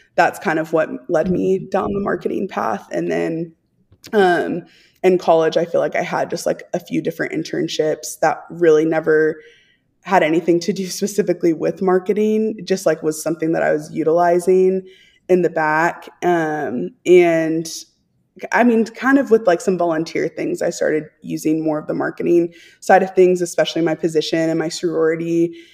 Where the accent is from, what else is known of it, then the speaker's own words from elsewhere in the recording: Texas, United States; I'm from Texas